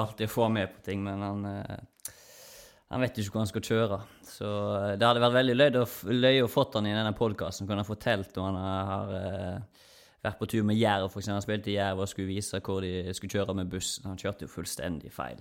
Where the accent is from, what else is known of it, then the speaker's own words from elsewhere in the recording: Omvikedal, Vestland, Norway; moved away as an adult; now in Stavanger, Norway; den lokale elva hjemme i Omvikedal